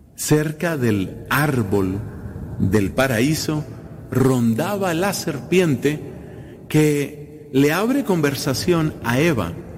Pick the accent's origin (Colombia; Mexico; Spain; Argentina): Colombia; Coincide este año, esta celebración, repito, en mi país